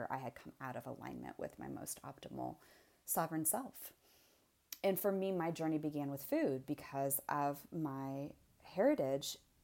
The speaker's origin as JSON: {"language": "English", "region": "Indiana", "country": "United States", "tie": "born or raised there", "said": "my background is, I was raised in Indiana."}